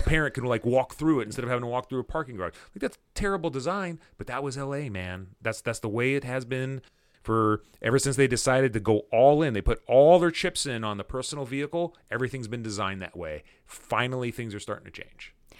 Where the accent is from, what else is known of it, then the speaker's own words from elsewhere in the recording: Fullerton, California, United States; I grew up in Fullerton